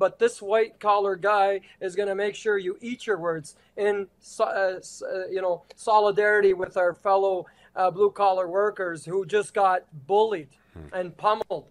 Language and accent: English; Canada; I'm just a Canadian